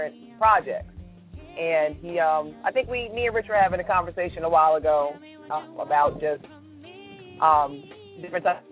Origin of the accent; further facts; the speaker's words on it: New Jersey, United States; moved away; I was still living in Jersey at the time because I'm originally from New Jersey